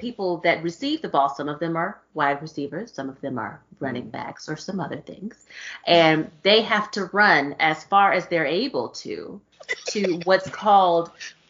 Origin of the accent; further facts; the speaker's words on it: Texas, United States; Nigga, I'm from Texas.